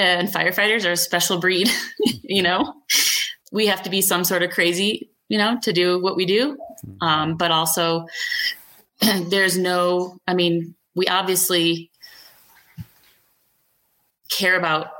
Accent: Minnesota, United States; now in Grand County, Colorado, United States; I'm from Minnesota originally.

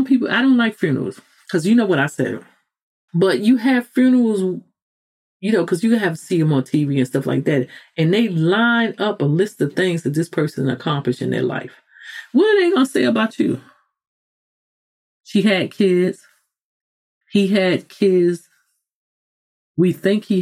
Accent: New York City, New York, United States; I'm a New Yorker

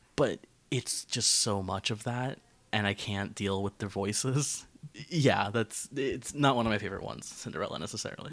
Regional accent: Florida, United States; growing up in Florida

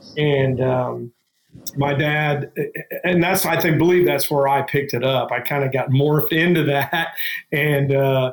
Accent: Dayton, Ohio, United States; we're from Dayton, Ohio, which is the birthplace of aviation

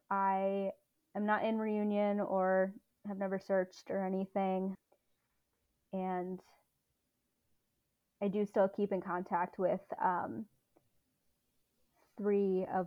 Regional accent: Baltimore County, Maryland, United States; I grew up in Baltimore County.

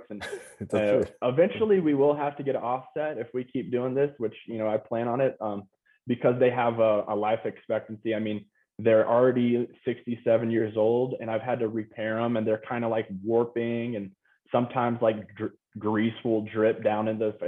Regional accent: Lubbock, Texas, United States; moved away as an adult; also born or lived in Austin, Texas / Denver, Colorado; I was born and raised 8 years in Austin, and then my parents moved to Lubbock when I was eight.

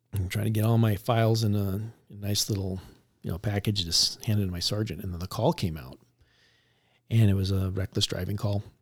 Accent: Tempe, Arizona, United States; I grew up in Tempe

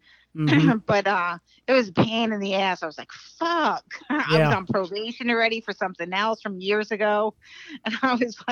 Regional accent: New York, United States; moved away as an adult; now in Florida, United States; No, because I just moved to Florida, so I'm a New Yorker.

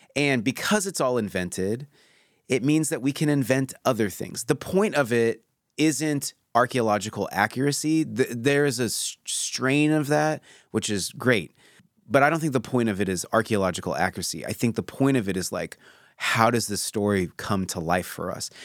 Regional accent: Pacific Northwest, United States; I grew up in the Pacific Northwest

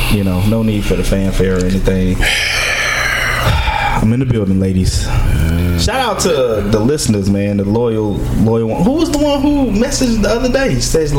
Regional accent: Baltimore, Maryland, United States; now in Texas, United States; I'm from Baltimore. I didn't even know the temperature went over 100 degrees until I moved to Texas.

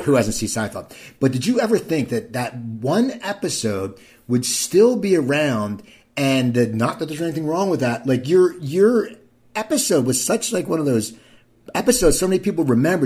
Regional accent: Cherry Hill, New Jersey, United States; I grew up in a town called Cherry Hill, New Jersey

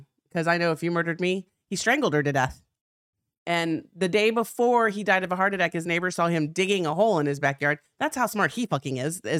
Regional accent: Texas, United States; I like how when I get all trashy, I'm like from South Texas.

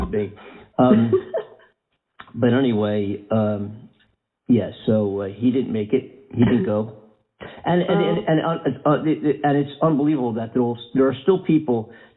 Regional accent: Philadelphia, Pennsylvania, United States; moved away as an adult; now in California, United States; Most of my life I spent in Philadelphia. I've only been out in California for a cumulative total of about 6 years now

